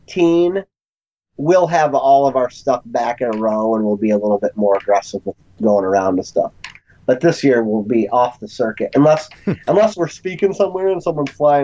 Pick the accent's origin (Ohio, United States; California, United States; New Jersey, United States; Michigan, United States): Michigan, United States; now in Washington, D.C., United States; I grew up in Michigan, but, I mean, I haven't lived in Michigan since 98